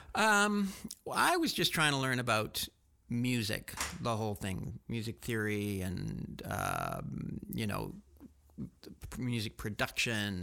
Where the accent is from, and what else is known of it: Canada; born or raised there; also born or lived in France / Barcelona, Spain